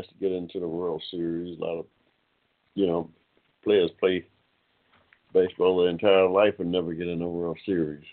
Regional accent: Ohio, United States; now in Georgia, United States; I'm an old Georgia boy myself. I was born here in Georgia. Spent a lot of my formative years in Ohio.

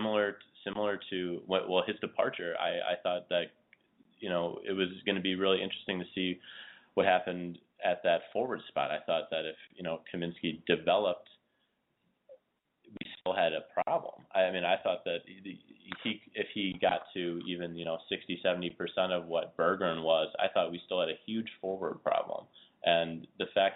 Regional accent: Illinois, United States; also born or lived in Lisle, Illinois; I'm from Illinois

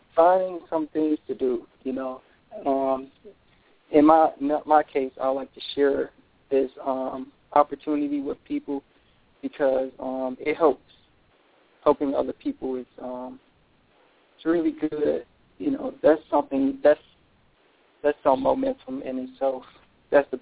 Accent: Detroit, Michigan, United States; I'm from Michigan, Detroit.

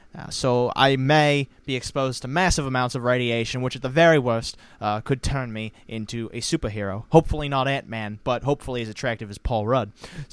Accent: New Zealand; very close to my hometown of Kiwiland

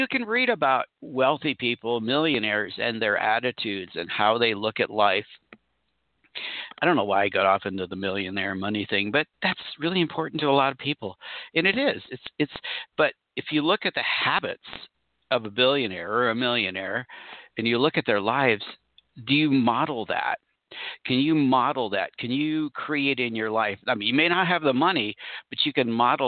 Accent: Orange County, California, United States; I grew up in Orange County, California, near Anaheim

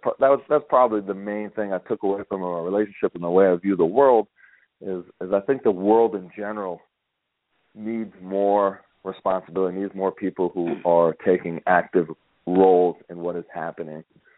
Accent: United States; moved away as an adult; now in Israel; being an American

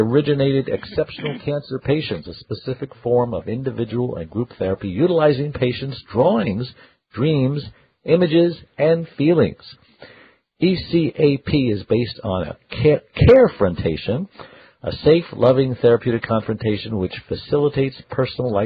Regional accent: New York City, New York, United States; I was born in Bay Ridge, Prospect Park

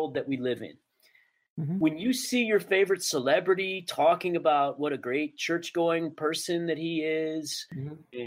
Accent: Dallas, Texas, United States; I grew up in Dallas

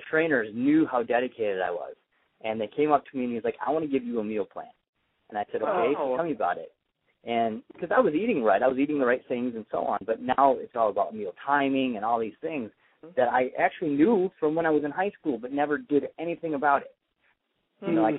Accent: Traverse City, Michigan, United States; moved away; also born or lived in Corona, California; Traverse City, Michigan, where I'm from

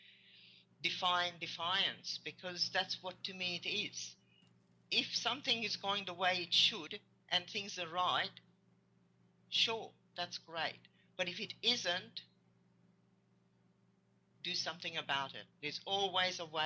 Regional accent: Hungary; English is a second language; moved away; I came from Hungary

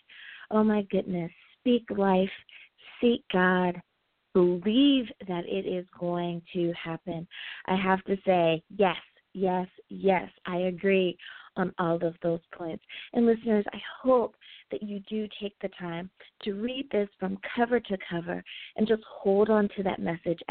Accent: United States; my home country, the good old U.S. of A.

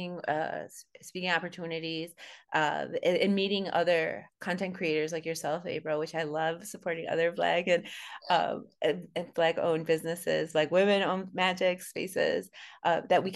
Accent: Ho-Chunk land in the Midwest, United States; being of Latina Chicana descent and growing up in Ho-Chunk, stolen land in the Midwest

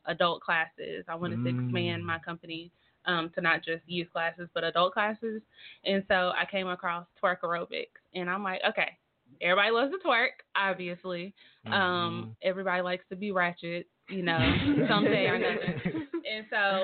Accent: North Carolina, United States; moved away as an adult; now in Tulsa, United States; I'm not from Tulsa. I'm from North Carolina. So coming here, I was a new face.

